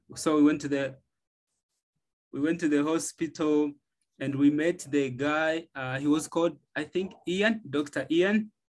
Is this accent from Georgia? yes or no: no; Uganda; I'm from Uganda, East Africa